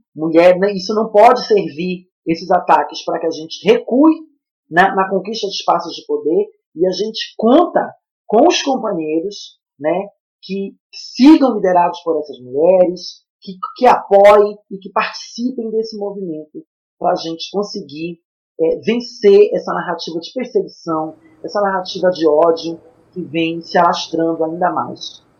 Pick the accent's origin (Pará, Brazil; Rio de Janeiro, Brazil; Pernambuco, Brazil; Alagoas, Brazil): Pará, Brazil; moved away; also born or lived in São Paulo; Eu sou paraense